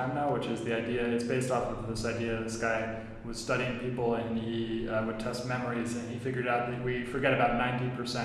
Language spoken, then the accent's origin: English; Silicon Valley, California, United States; I grew up in Silicon Valley